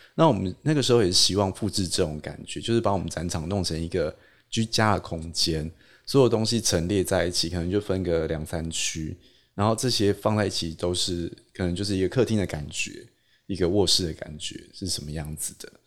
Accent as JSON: {"language": "Chinese", "town": "Taipei", "country": "Taiwan", "said": "我台北人"}